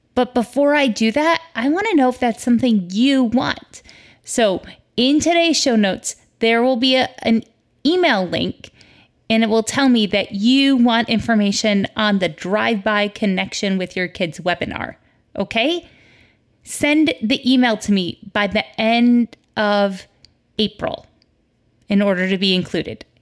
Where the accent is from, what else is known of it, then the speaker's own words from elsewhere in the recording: United States; I'm American